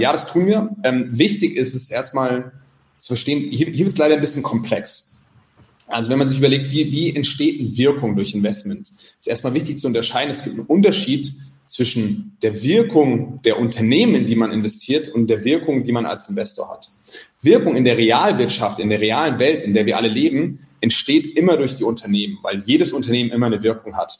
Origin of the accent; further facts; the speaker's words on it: Mainz, Rhineland-Palatinate, Germany; also born or lived in Santiago, Chile; now in Zurich, Switzerland; ich bin ja aus Mainz